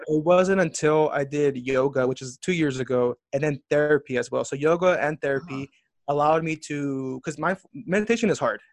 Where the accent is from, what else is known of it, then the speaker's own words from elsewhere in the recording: Southern California, United States; I was born and raised in Southern California.